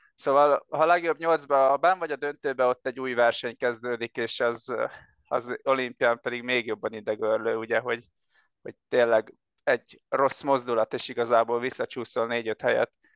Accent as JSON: {"language": "Hungarian", "town": "Siófok", "region": "Somogy", "country": "Hungary", "said": "én Siófoki vagyok, és Siófokon nekünk van egy éttermünk"}